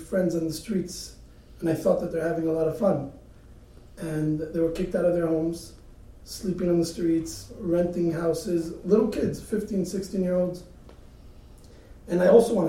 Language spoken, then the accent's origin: English; Bnei Brak, Tel Aviv District, Israel; I grew up in Bnei Brak.